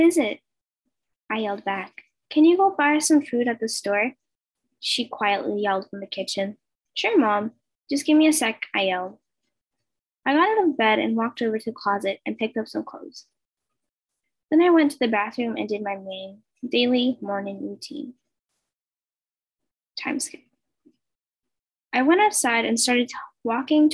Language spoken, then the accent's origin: English; Colombia; English is a second language; I'm from Colombia and English is my second language.